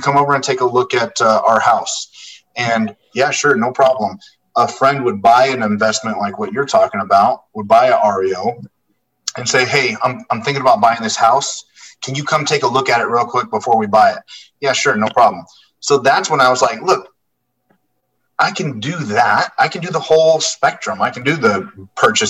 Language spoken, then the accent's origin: English; Las Vegas, Nevada, United States; I was born and raised in the Las Vegas area